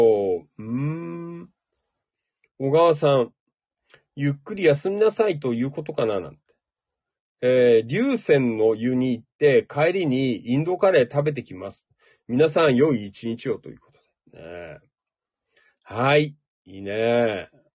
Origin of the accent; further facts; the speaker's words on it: Noda, Chiba, Japan; moved away as an adult; now in Kashiwa, Japan; 野田で生まれ育った